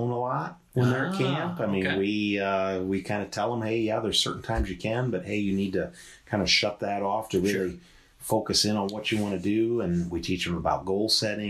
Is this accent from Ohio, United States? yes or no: yes; Monroeville, Ohio, United States; now in Dublin, United States; I grew up in Monroeville, which is up by Lake Erie, up by Sandusky